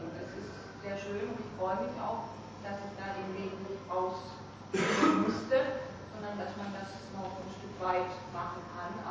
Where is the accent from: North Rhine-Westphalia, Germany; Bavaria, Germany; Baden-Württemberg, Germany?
Baden-Württemberg, Germany; Stuttgart; now in Berlin, Germany; ich bin hier gebürtig aus Stuttgart und lebe jetzt seit zweieinhalb Jahren in Berlin und ich habe meine Arbeit nach wie vor in Stuttgart